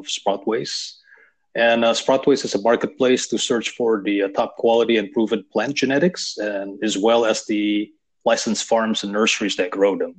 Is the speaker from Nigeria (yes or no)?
no; Indonesia; I was raised in Indonesia.